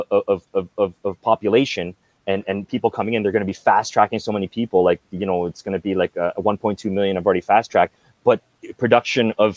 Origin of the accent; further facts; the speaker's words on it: Brampton, Ontario, Canada; also born or lived in Philippines; I grew up like in Brampton